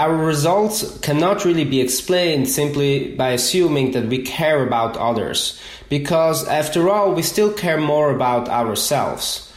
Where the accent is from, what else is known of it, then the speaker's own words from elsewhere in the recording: Switzerland; English is a second language; moved away as an adult; now in United States; I'm originally from Switzerland, and so I moved to the US about 5 years ago.